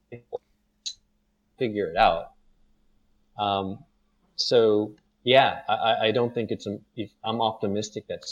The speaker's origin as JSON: {"language": "English", "country": "United States", "moved": "as an adult", "lives_now": "Singapore", "said": "I'm American"}